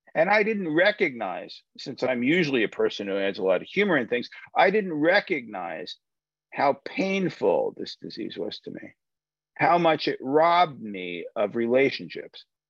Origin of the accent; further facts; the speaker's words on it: United States; I'm an American